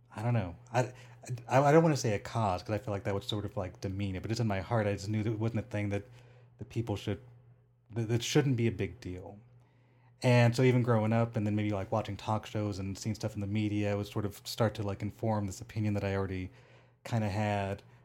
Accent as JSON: {"language": "English", "town": "Rancho Cucamonga", "region": "California", "country": "United States", "tie": "born or raised there", "moved": "yes", "lives_now": "Las Vegas, United States", "said": "I grew up in Rancho Cucamonga"}